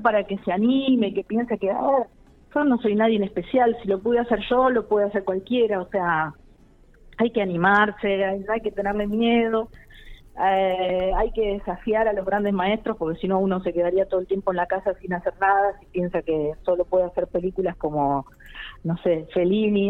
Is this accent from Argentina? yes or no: yes; General Pico, La Pampa, Argentina; moved away as an adult; yo nací y me crié en Pico y en los años en los que yo viví en Pico hasta casi los 19, 20 años